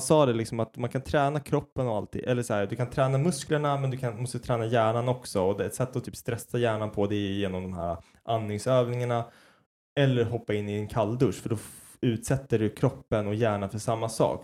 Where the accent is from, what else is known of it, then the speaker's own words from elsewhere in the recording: Sweden; jag är så jävla svensk